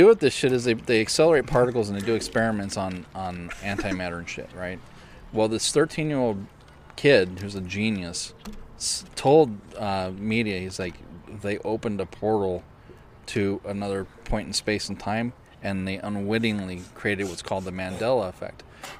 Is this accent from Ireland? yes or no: yes; Ireland; You know, and well, I'm Irish.